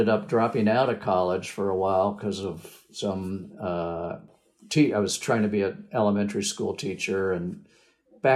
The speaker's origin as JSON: {"language": "English", "town": "Washington", "region": "District of Columbia", "country": "United States", "tie": "born or raised there", "also_born_or_lived": "Ohio / Oregon", "moved": "as an adult", "said": "I grew up in the Washington, D.C. area on the East Coast of the U.S."}